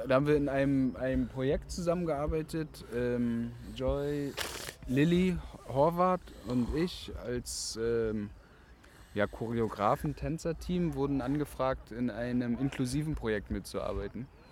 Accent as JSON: {"language": "German", "town": "Rostock", "region": "Mecklenburg-Vorpommern", "country": "Germany", "tie": "born or raised there", "moved": "yes", "lives_now": "Berlin, Germany", "said": "ich bin in Rostock geboren und bin dort aufgewachsen"}